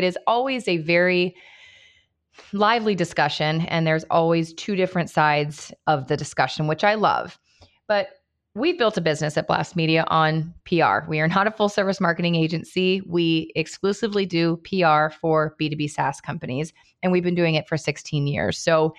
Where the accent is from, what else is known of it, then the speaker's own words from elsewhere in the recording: Cincinnati, Ohio, United States; I grew up in Cincinnati as well.